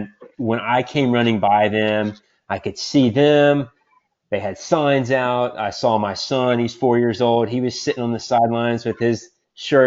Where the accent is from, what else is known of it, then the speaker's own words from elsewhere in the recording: Atlanta, Georgia, United States; moved away as an adult; also born or lived in Austin, Texas; now in Portland, United States; I grew up in Atlanta. My entire family's in Atlanta